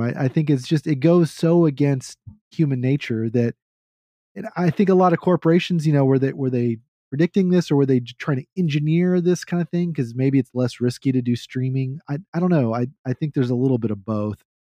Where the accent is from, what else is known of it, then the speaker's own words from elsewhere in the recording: Texas, United States; I'm a Texan